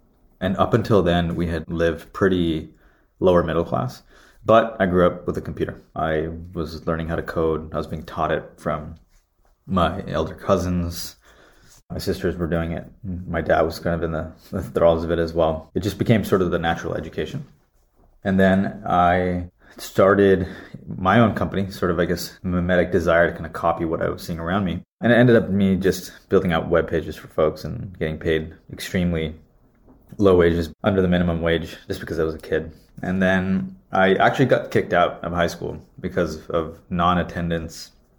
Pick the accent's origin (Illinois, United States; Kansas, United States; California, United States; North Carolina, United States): California, United States; Santa Clara; So I was born and raised in California, Santa Clara